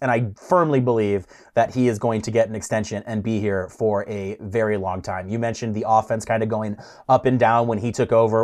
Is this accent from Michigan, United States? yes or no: yes; Detroit, Michigan, United States; I'm from Detroit. That's a metropolis